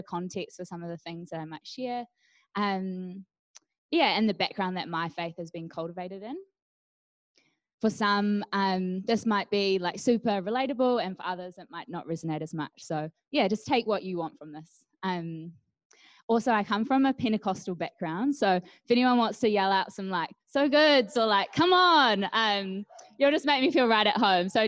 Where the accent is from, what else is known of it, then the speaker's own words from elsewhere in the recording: Hawke's Bay, New Zealand; moved away; I was born in the Hawke's Bay, where I spent early years of life